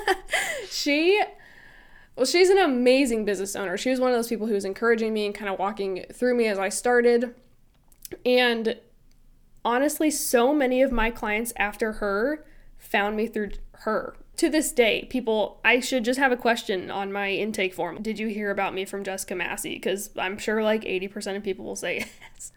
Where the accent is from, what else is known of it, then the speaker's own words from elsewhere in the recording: Illinois, United States; moved away as an adult; also born or lived in Florida; I was born and raised in Illinois, and I moved to Florida for those years that I worked at that media house, and then we recently moved back to Illinois